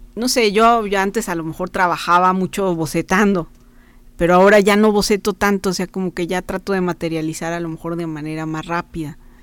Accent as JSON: {"language": "Spanish", "region": "Guanajuato", "country": "Mexico", "moved": "as an adult", "lives_now": "San Luis Potosí, Mexico", "said": "me vine acá yo soy de Guanajuato entonces me vine a estudiar aquí a San Luis Potosí"}